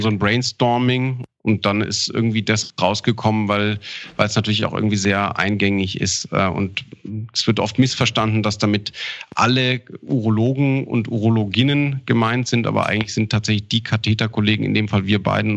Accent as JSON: {"language": "German", "area": "Ammersee", "region": "Bavaria", "country": "Germany", "tie": "born or raised there", "also_born_or_lived": "Augsburg / Linz / Garmisch-Partenkirchen", "said": "Tatsächlich bin in Augsburg geboren und am Ammersee aufgewachsen"}